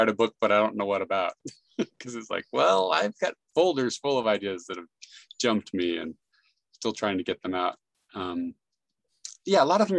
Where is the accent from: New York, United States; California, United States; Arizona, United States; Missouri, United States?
California, United States; San Jose; now in Salt Lake City, United States; I grew up in San Jose, California